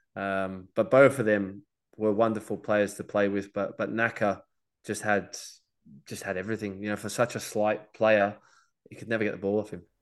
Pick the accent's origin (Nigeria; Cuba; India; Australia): Australia; being Australian